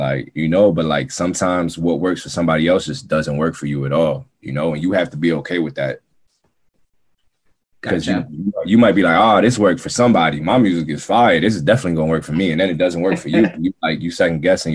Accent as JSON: {"language": "English", "town": "New York City", "region": "New York", "country": "United States", "said": "I'm from Queens too"}